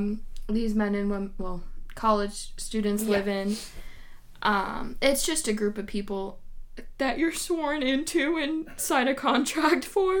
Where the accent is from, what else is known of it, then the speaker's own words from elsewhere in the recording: New England, United States; we're from New England